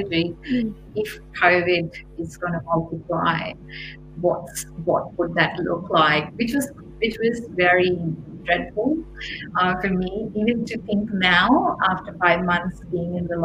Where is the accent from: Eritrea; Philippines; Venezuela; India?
India; moved away; I grew up in India